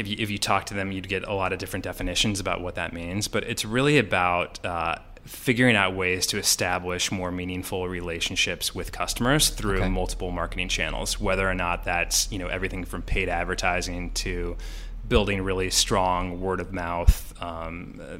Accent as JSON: {"language": "English", "town": "Santa Fe", "region": "New Mexico", "country": "United States", "tie": "born or raised there", "also_born_or_lived": "Kansas City", "moved": "yes", "lives_now": "Chicago, United States", "said": "My family moved to Santa Fe, New Mexico when I was pretty young."}